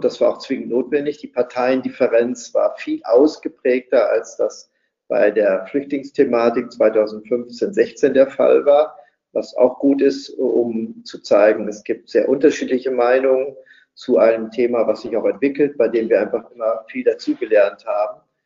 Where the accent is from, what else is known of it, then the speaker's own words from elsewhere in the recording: West Germany, Germany; als Westdeutscher